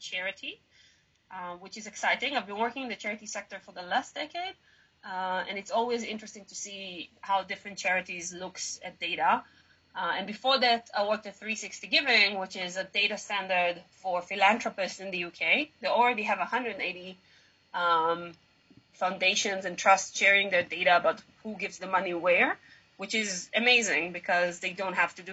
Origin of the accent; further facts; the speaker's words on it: Israel; English is a second language; I grew up in Israel